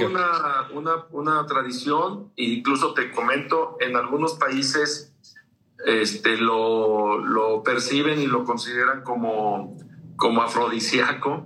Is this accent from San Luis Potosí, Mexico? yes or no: yes; San Luis Potosí, Mexico; nosotros aquí en San Luis